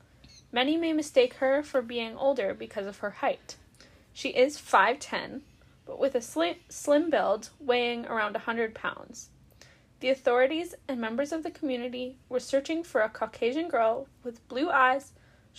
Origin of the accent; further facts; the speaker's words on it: Canada; young Canadian women ourselves